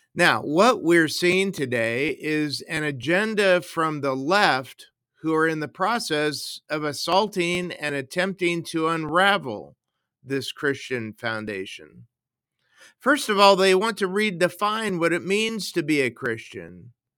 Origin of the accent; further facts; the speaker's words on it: United States; now in Canada; I was born in the United States, and I'm also a U S citizen